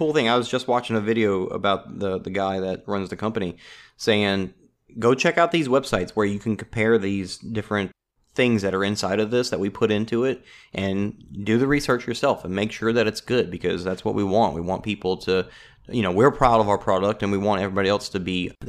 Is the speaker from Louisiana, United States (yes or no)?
yes; Louisiana, United States; I mean, I'm from South Louisiana.